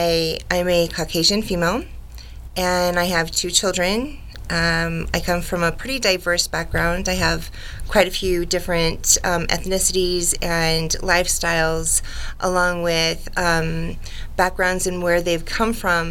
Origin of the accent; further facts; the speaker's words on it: Colorado, United States; also born or lived in Los Angeles, California; I'm 45. I came from Colorado. I went to LA, California for quite a while. And then I came back to Colorado.